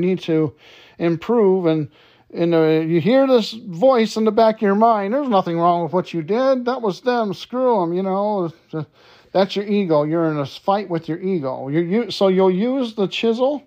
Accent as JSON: {"language": "English", "town": "Detroit", "region": "Michigan", "country": "United States", "tie": "born or raised there", "said": "a very good friend of mine that I grew up with in Detroit"}